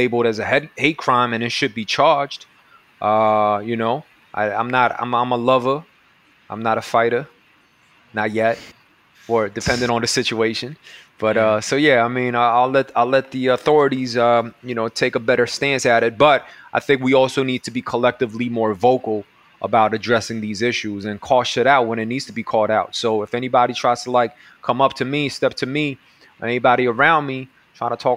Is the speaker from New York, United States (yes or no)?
yes; New York City, New York, United States; I grew up in Jackson Heights with a lot of Colombians